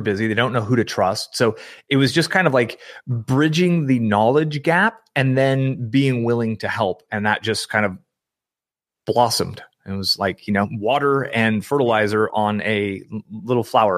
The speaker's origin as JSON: {"language": "English", "area": "San Francisco Bay Area", "region": "California", "country": "United States", "tie": "born or raised there", "said": "I grew up in the San Francisco Bay Area"}